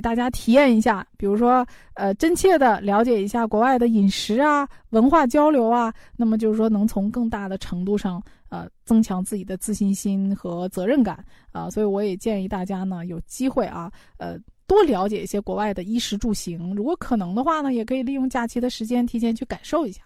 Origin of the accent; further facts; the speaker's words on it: China; 我们中国人